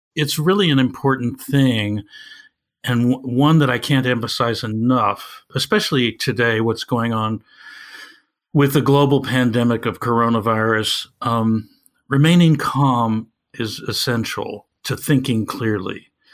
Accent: Evanston, Illinois, United States; my hometown of Evanston, Illinois

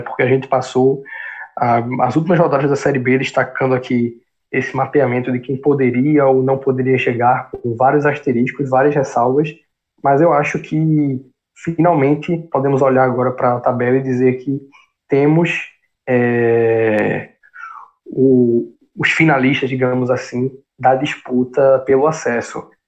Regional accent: Northeast Region, Brazil; como nordestinos, é, como brasileiros

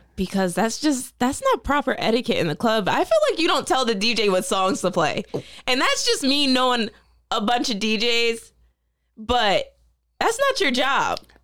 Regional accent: Middletown, Delaware, United States; I'm from Middletown, Delaware.

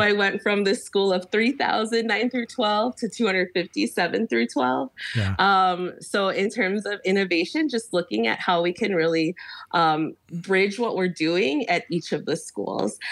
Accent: Chicago, Illinois, United States; now in Hawaii, United States; I'm from Chicago originally

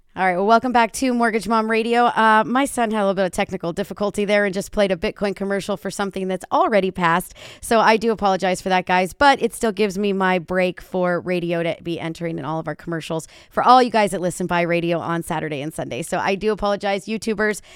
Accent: California, United States; my hometown is California. This is where I'm sitting.

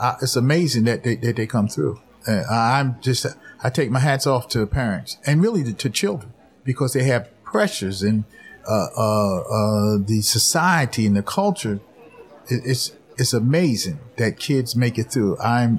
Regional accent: Atlantic City, New Jersey, United States; I was born in Atlantic City.

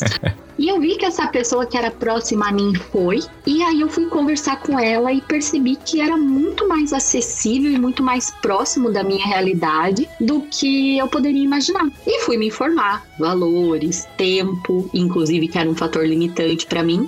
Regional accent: Curitiba, Paraná, Brazil; eu junto com as minhas vizinhas do prédio onde a gente morava em Curitiba, que eu sou curitibana

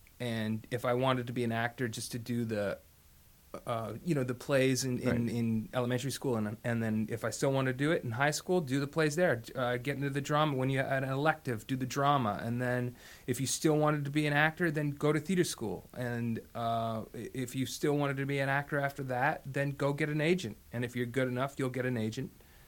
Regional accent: Los Angeles, California, United States; also born or lived in Canada; I was born there in St. Joe's Hospital in an undisclosed year. And I grew up there a little bit, and I also grew up in Los Angeles.

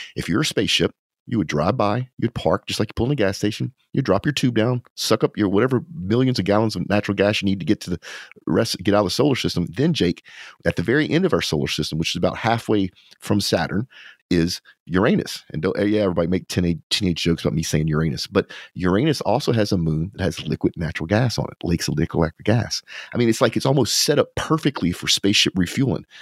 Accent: Louisiana, United States; now in Texas, United States; because I'm from Louisiana

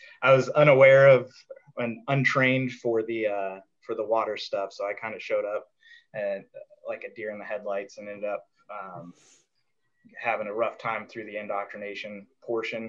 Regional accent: Colorado, United States; I grew up in Colorado

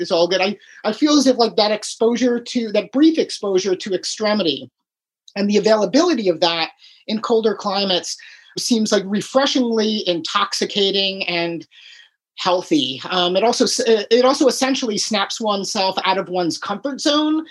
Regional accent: Chicago, Illinois, United States; also born or lived in Key West / Alaska; now in Michigan, United States; I grew up in Chicago, but I lived in Key West

